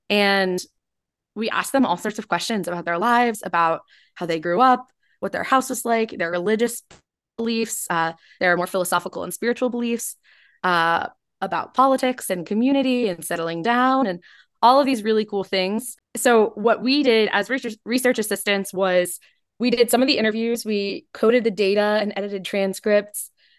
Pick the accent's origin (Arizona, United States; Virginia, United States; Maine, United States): Virginia, United States; Richmond; I'm a junior. I live in Flaherty Hall, and I'm from Richmond, Virginia.